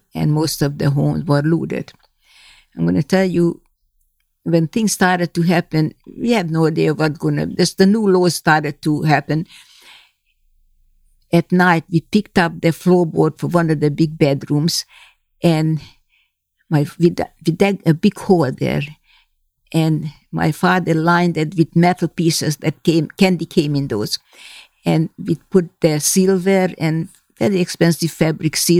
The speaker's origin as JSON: {"language": "English", "country": "Hungary", "tie": "born or raised there", "second_language": "English", "moved": "as an adult", "said": "from my hometown, only I and two other girls survived"}